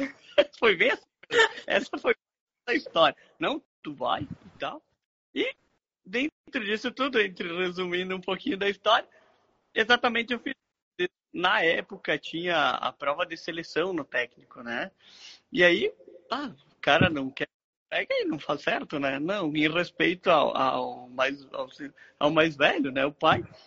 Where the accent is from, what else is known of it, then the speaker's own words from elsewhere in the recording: Bento Gonçalves, Rio Grande do Sul, Brazil; eu sou natural da Serra Gaúcha, é, Bento Gonçalves, terra da, do vinho